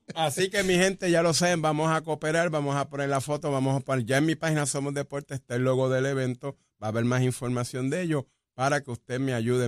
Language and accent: Spanish; Vega Baja, Puerto Rico; en Vega Baja, mi pueblo